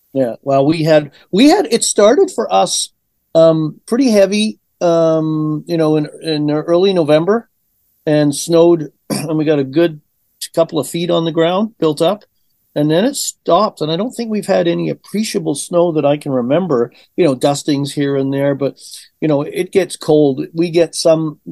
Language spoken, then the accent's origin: English; Vancouver Island, British Columbia, Canada; moved away as an adult; also born or lived in Liverpool, England / Chilliwack, British Columbia; now in Edmonton, Canada; I grew up on Vancouver Island